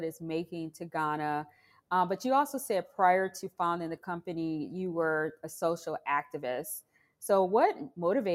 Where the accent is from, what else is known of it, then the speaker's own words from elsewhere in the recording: Detroit, Michigan, United States; I'm from Detroit